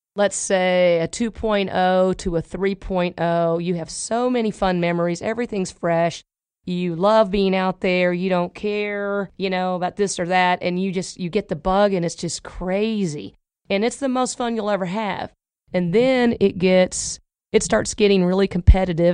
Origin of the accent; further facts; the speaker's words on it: Oklahoma, United States; now in Dallas, United States; I'm from Oklahoma